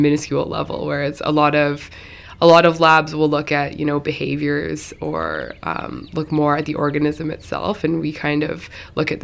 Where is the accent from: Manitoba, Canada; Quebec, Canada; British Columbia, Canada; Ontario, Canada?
British Columbia, Canada; Mill Bay; also born or lived in Cowichan Bay, Canada; now in Shawnigan Lake, Canada; I'm actually from Up Island a little bit